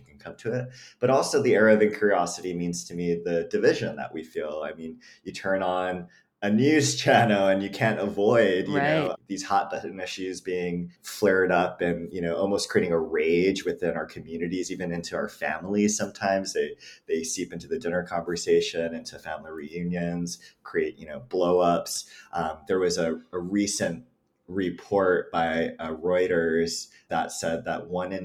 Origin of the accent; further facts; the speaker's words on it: Hawaii, United States; now in Mojave Desert, United States; I grew up in Hawaii, like you mentioned, and I grew up in this, you know, multi-generational household.